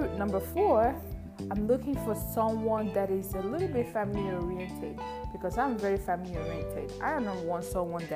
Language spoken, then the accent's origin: English; Nigeria; English is a second language; I'm from Nigeria, by the way, precisely Igbo Queen